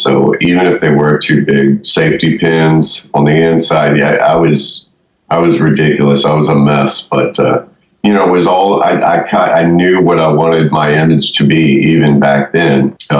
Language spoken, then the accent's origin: English; Daytona Beach, Florida, United States; born there; also born or lived in Ohio / Pittsburgh / West Virginia; From Florida, I was born in Daytona Beach.